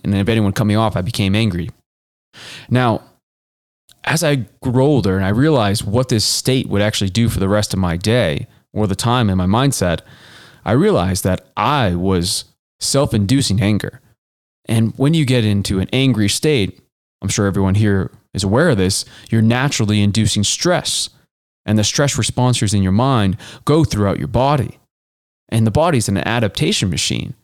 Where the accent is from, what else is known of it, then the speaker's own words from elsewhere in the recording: Boston, Massachusetts, United States; now in Denver, United States; I grew up in the Boston area